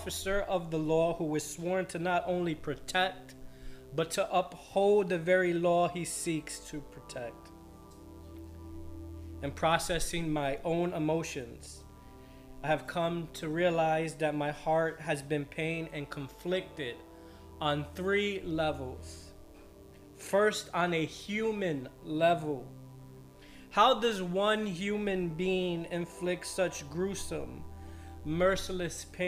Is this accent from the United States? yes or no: yes; United States; I stand here as a born American with Colombian, Puerto Rican, and Spanish blood flowing in my veins